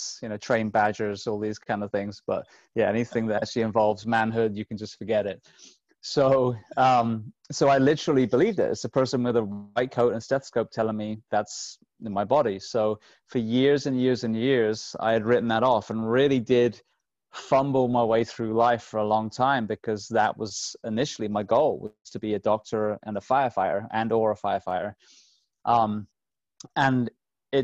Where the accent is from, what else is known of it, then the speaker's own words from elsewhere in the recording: England, United Kingdom; I grew up in England